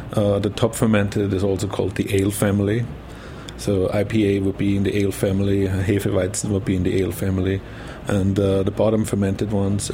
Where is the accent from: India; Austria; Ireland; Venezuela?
Austria; Burgenland; moved away; I'm coming from Austria, from the very eastern part called Burgenland, which is a wine region. So my whole family was in the wine business. I grew up with my grandfathers.